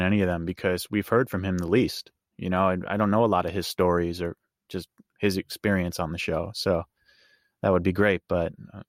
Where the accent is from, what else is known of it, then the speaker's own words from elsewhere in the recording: New York, United States; I'm from New York.